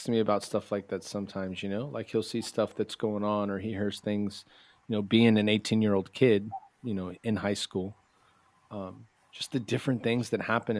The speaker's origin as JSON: {"language": "English", "region": "Texas", "country": "United States", "said": "I come from Texas"}